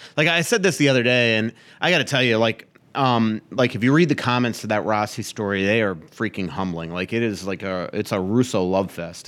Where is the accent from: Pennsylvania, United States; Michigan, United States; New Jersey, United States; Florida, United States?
Florida, United States; moved away as an adult; also born or lived in New York; now in Minnesota, United States; a Floridian hockey writer